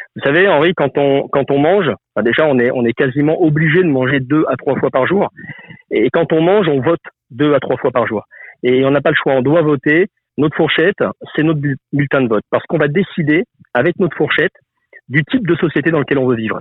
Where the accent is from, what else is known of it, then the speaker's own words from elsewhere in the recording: Lyon, Auvergne-Rhône-Alpes, France; je suis né à Lyon, une ville reconnue pour sa, sa gastronomie.